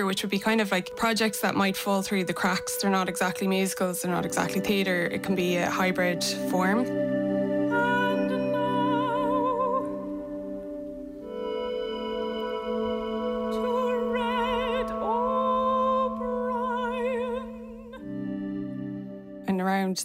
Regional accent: Athlone, Leinster, Ireland; I'm from Athlone

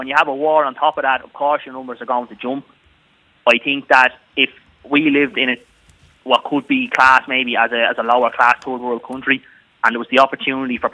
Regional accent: Lucan, Leinster, Ireland; now in Mullingar, Ireland; I'm originally from Lucan, yeah. I'm living in Mullingar

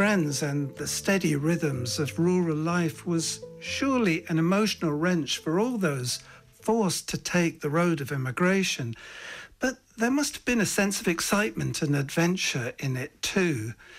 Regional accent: England, United Kingdom; accent: English; the inheritance of so many of us born and raised in England to Irish parents.

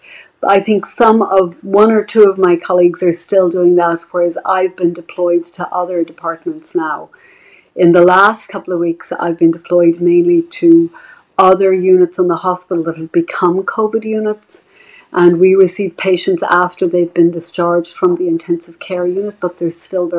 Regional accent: Dublin, Leinster, Ireland; moved away as an adult; now in United States; I'm originally from Dublin. I trained in Ireland and I came to America

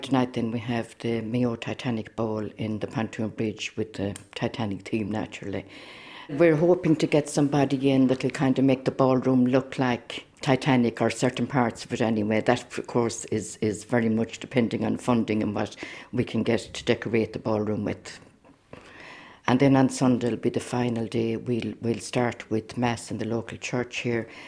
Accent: Slovakia; now in Ireland; We are from Slovakia.

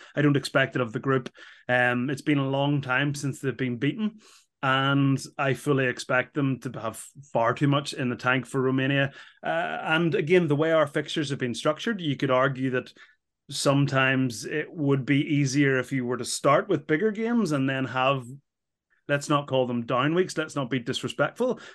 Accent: Ireland; as an Irish person

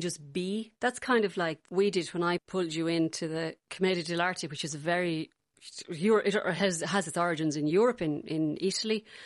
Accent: Galway, Connacht, Ireland; accent: Galway; I do remember my accent slightly changing, not to English, but to more kind of uh, less Gal- Galway than it is now

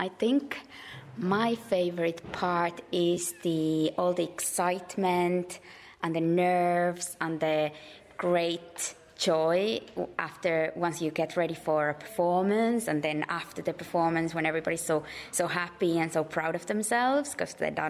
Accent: Finland; now in Galway, Ireland; I used to do circus as a hobby in my home country in Finland when I was about your age.

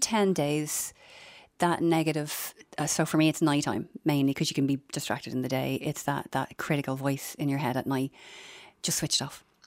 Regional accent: Dublin, Leinster, Ireland; I'm from Finglas and, you know, when I went to secondary school, it was, it was the local tech

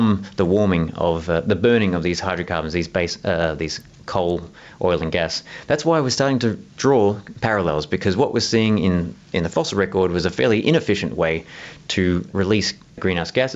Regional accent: Southeast Australia, Australia

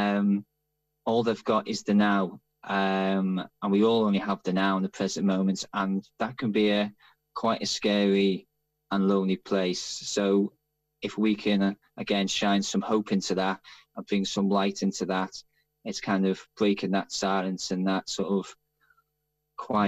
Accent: Liverpool, North West England, United Kingdom; accent: Liverpool; moved away as an adult; now in London, United Kingdom; as you might be able to tell from the accent, I'm Liverpool Irish. I left Liverpool 30 years ago, though the accent is still there

